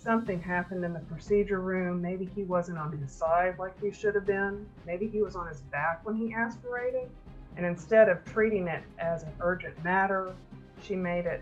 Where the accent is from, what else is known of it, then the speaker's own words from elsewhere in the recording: Memphis, Tennessee, United States; I grew up in the Memphis, Tennessee area in the United States, and that's called the Mid-South